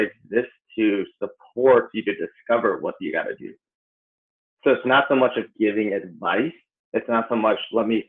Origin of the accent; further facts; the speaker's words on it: Appleton, Wisconsin, United States; moved away as an adult; also born or lived in Chicago / Los Angeles; I'm originally from Appleton, Wisconsin. So when I turned 19, I actually dropped out of college to pursue dance. And that's when I moved out to Chicago.